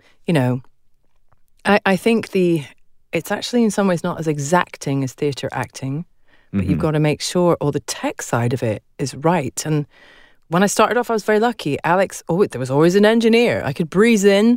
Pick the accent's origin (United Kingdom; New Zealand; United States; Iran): United Kingdom; also born or lived in Scotland; I'm a Brit